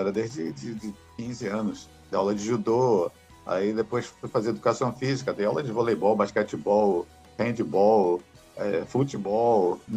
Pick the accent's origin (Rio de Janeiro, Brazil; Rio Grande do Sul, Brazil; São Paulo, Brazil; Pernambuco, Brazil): Rio de Janeiro, Brazil; É carioca, nascido no Rio de Janeiro. É nascido e criado no Rio de Janeiro. Você conhece o Rio, o pessoal que conhece o Rio, eu nasci em Botafogo, fui registrado na Tijuca e fui morar no subúrbio